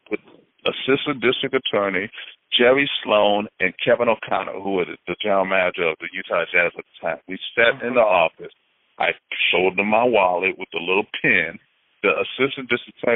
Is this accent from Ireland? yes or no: no; Haiti; moved away; I'm from Haiti. you know, I mean, I am African descent, but I was actually born in Haiti